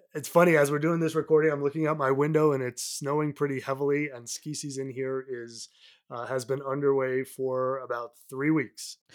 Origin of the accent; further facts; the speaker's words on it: south of Boston, Massachusetts, United States; moved away as an adult; also born or lived in New York City; now in Colorado, United States; I grew up about forty-five, minutes, uh, south of Boston, uh, on the Atlantic Ocean side